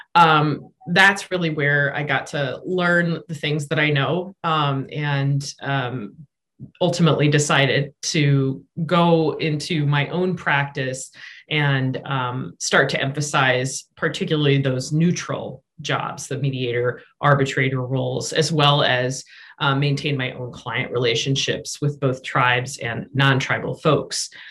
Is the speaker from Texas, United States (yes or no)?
no; Rapid City, South Dakota, United States; moved away; also born or lived in Minnesota; I'm also from South Dakota. I grew up in Rapid City